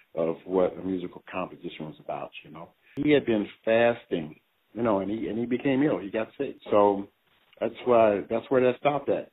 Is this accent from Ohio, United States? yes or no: yes; Cleveland, Ohio, United States; I'm from Cleveland, Ohio